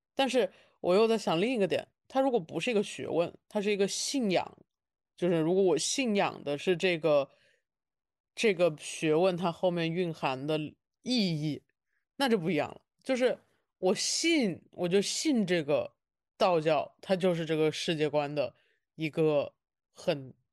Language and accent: Chinese; Wuhan, Hubei, China; 我是武汉人，但是我在北京已经待了，陆陆续续地待了